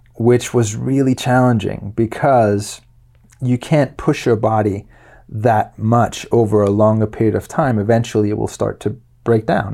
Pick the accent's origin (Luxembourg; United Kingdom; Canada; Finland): Luxembourg; moved away as an adult; also born or lived in Denmark; now in United States; I was, uh, born in Denmark and when I was nine, My family moved from Denmark to Luxembourg, and I lived there for twelve years.